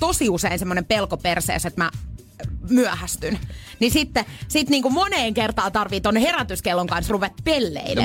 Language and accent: Finnish; Pori, Satakunta, Finland